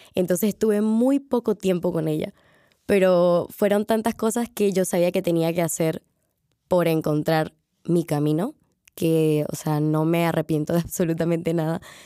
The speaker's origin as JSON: {"language": "Spanish", "country": "Panama", "moved": "as an adult", "lives_now": "Madrid, Spain", "said": "yo vengo de Panamá"}